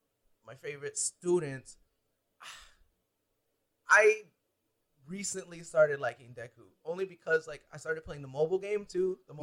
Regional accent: United States; because I'm American

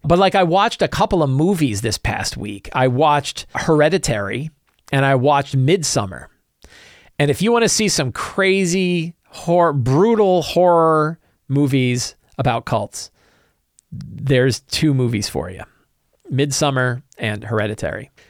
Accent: Virginia, United States; I'm from Virginia as well

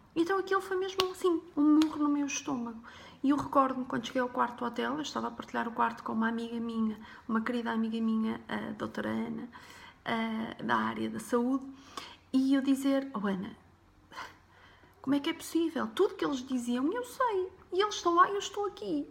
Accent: Porto, Norte, Portugal; Eu nasci em 1978 no Porto, numa família humilde Uh, os meus pais e irmãs éramos cinco, vivíamos num T1

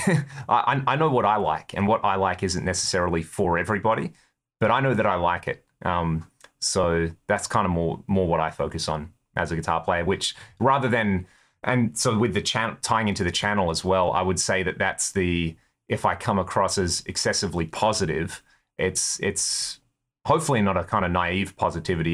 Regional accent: Australia; We're from Australia. We're in America.

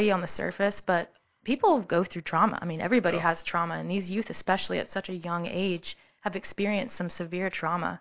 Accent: Virginia, United States; moved away as an adult; now in Columbia, United States; I'm actually a native of Virginia

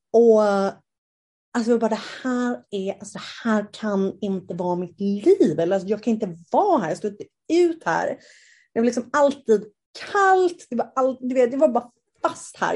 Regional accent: Sweden; moved away as an adult; also born or lived in South America; Jag har ju varit hemma i Sverige

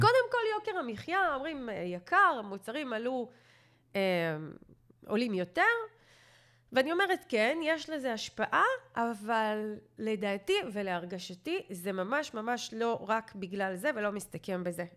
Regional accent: Israel

